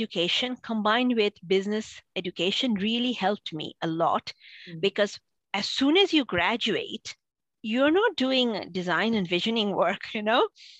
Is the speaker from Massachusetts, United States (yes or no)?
yes; Boston, Massachusetts, United States; I grew up in Boston.